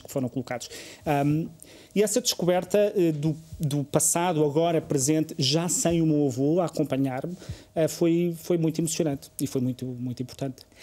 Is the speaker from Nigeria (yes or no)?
no; Covilhã, Centro, Portugal; moved away; vivo, vivi e cresci na Covilhã